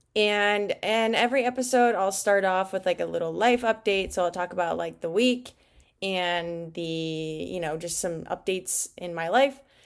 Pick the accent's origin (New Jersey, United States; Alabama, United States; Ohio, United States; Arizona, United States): Arizona, United States; Glendale; moved away as an adult; also born or lived in Peoria, Arizona / Georgia; I actually grew up in Glendale, Arizona